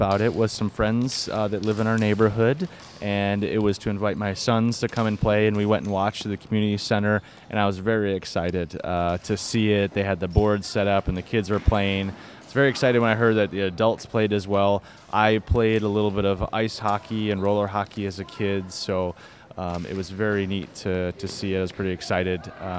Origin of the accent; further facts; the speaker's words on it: United States; now in Texas, United States; I grew up in Illinois, Michigan, where we had those things.